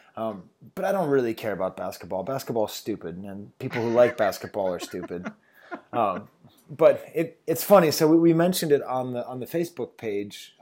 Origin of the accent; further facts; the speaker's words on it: Boston, Massachusetts, United States; I'm from Boston